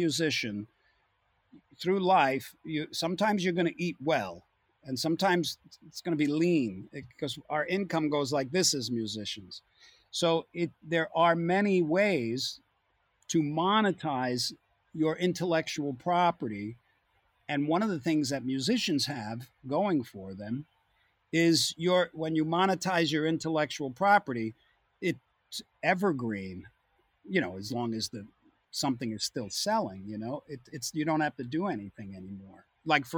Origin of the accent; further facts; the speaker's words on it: Long Island, New York, United States; I came from Long Island